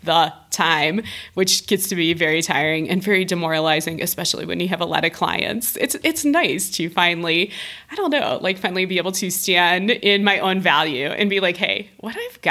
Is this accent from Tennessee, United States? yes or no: no; Ohio, United States; now in Denver, United States; moving back to Ohio, to my home state